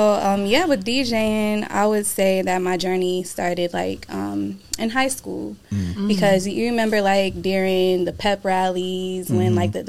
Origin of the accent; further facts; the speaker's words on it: Flint, Michigan, United States; also born or lived in Atlanta, Georgia; now in Grand Rapids, United States; I was born in Flint.